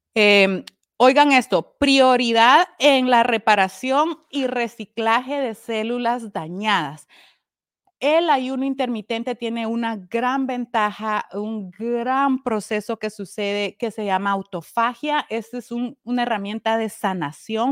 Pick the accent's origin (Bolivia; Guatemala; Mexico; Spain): Guatemala; now in Connecticut, United States; Yo estoy en Connecticut, soy guatemalteca